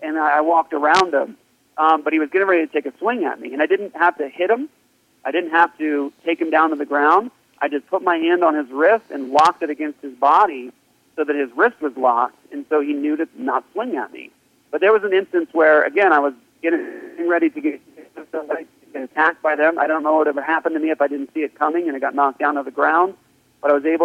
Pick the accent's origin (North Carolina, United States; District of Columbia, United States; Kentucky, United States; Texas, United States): District of Columbia, United States; Washington; moved away; also born or lived in Japan; When I got back from Japan to the States, I grew up in Washington, D.C., right outside of D.C.